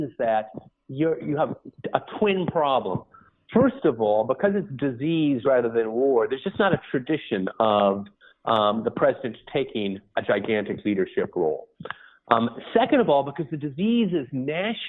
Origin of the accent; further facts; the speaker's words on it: New York, United States; I'm a New Yorker